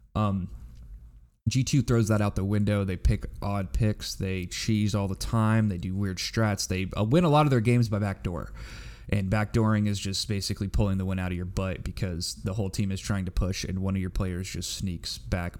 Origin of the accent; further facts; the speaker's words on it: United States; I'm just an American